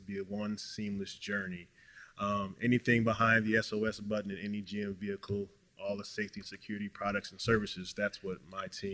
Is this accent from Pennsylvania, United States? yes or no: no; Detroit, Michigan, United States; Then I decided to go back home to Detroit. That's where I'm from. That's home